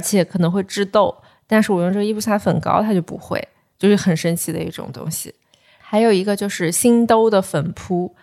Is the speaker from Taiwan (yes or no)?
no; Ganzhou, Jiangxi, China; 我是赣州人